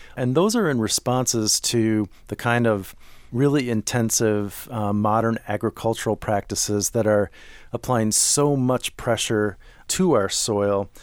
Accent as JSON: {"language": "English", "town": "Minneapolis", "region": "Minnesota", "country": "United States", "tie": "born or raised there", "said": "I grew up in Minneapolis"}